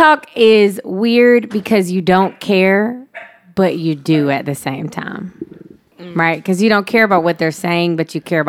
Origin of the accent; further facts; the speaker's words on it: San Diego, California, United States; also born or lived in Alaska, United States; Okay. I'm from San Diego by way of Alaska.